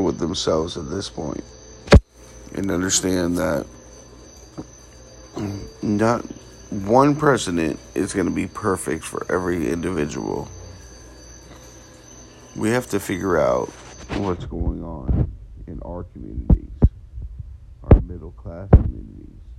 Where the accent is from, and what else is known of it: United States